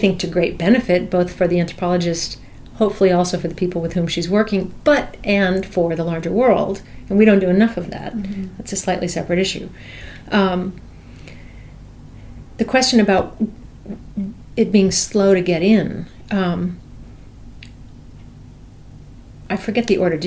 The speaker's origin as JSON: {"language": "English", "town": "New York City", "region": "New York", "country": "United States", "tie": "born or raised there"}